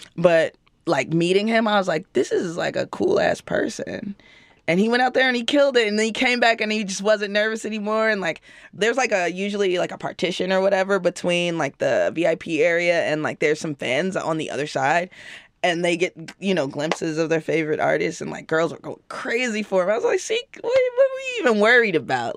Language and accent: English; Chicago, Illinois, United States; I'm from Chicago